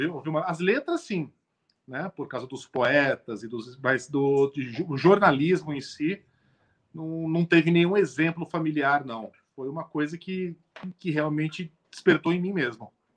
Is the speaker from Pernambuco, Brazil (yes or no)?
no; São Paulo, Brazil; eu sou um paulistano nascido e criado